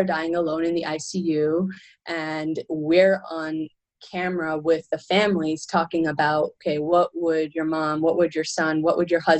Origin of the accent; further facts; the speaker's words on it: Canada; I come from Canada